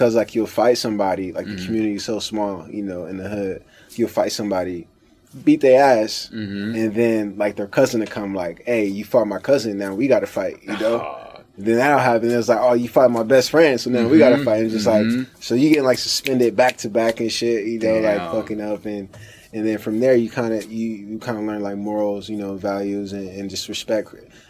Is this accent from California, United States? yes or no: yes; Los Angeles, California, United States; also born or lived in Inland Empire, California; I started off South Central LA, born and raised in Los Angeles, California. Grew up like a regular lower class family, you know.